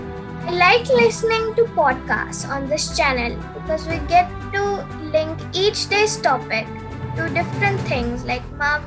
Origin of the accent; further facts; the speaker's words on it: India; I'm from India and I'm 11 years old.